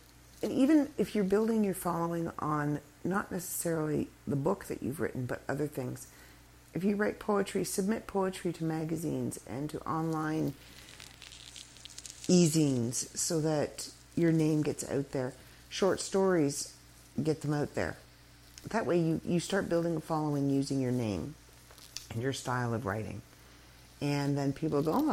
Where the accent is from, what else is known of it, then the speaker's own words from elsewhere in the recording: Canada; We are Canadian. We're still here